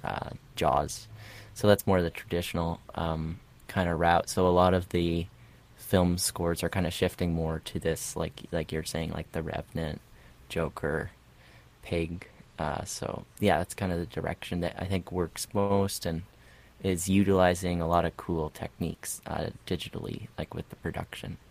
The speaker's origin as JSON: {"language": "English", "country": "Canada", "tie": "born or raised there", "also_born_or_lived": "Russia", "said": "we moved to Canada and at five and six"}